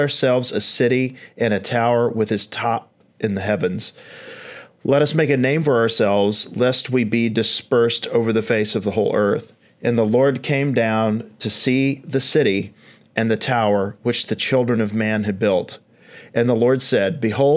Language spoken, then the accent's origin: English; East Tennessee, United States; accent: East Tennessee; And she is from East Tennessee, like myself